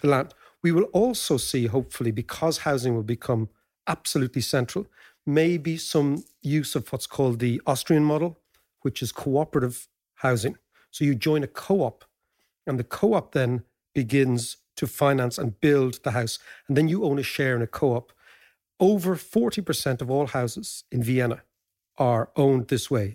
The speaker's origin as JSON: {"language": "English", "country": "Ireland", "said": "us as Irish people"}